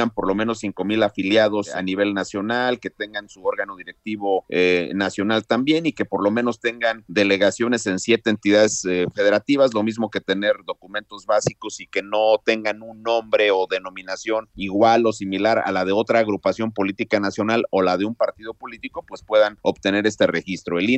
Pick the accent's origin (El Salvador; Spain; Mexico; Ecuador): Mexico; Tenemos como mexicanas y mexicanos el derecho de asociarnos en libertad siempre y cuando sea para un propósito lícito